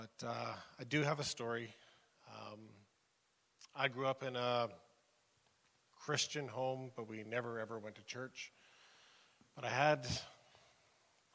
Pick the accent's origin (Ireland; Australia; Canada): Canada; McBride, British Columbia; Growing up in McBride, I knew everybody there